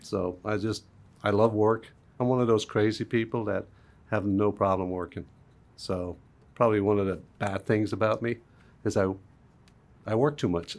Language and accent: English; Dublin, Leinster, Ireland; moved away; Even in Dublin, where I grew off, there was, there was car bombs